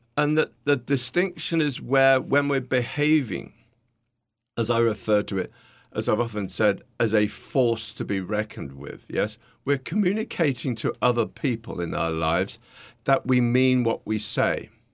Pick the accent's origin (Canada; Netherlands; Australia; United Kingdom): United Kingdom; accent: British; now in New York, United States; my nice British accent